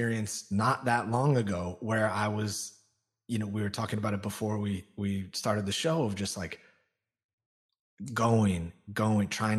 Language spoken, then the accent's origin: English; Olympia, Washington, United States; I was born outside of Seattle in Olympia, Washington